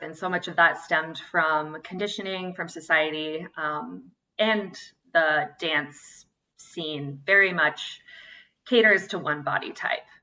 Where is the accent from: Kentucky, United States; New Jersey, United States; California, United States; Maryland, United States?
California, United States; Santa Cruz; moved away; also born or lived in San Francisco / New York; I'm from Santa Cruz, California. and then moved to San Francisco, New York and back